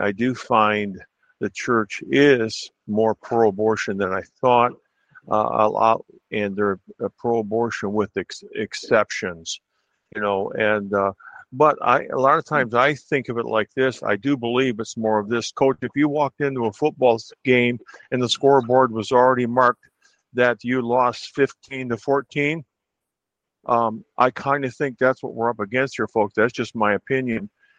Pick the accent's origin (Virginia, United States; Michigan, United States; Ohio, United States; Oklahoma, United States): Michigan, United States; I'm from Michigan